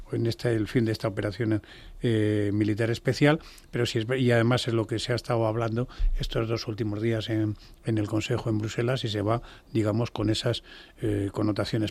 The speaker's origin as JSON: {"language": "Spanish", "country": "Spain", "said": "como español"}